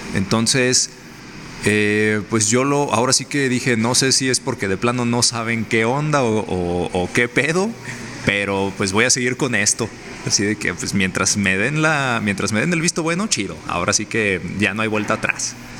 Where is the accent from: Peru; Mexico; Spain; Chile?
Mexico; mi hermoso país, México